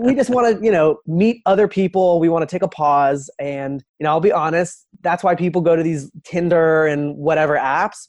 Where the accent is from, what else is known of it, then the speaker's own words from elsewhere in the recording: Los Angeles, California, United States; also born or lived in Boston; moved to Los Angeles when I was six years old